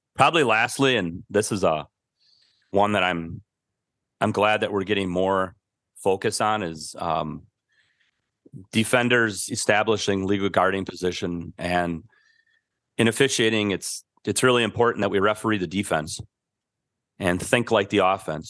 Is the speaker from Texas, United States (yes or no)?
no; Milwaukee, Wisconsin, United States; I grew up in Milwaukee